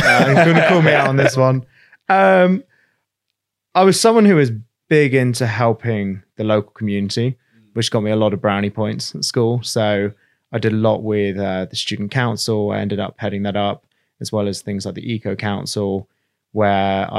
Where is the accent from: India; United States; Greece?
India; Okay, well, first off, I was brought up in India.